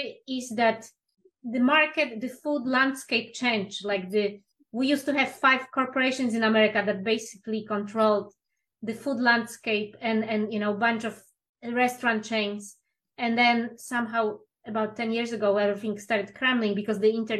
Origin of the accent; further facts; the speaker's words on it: Poland; now in United States; I'm originally from Poland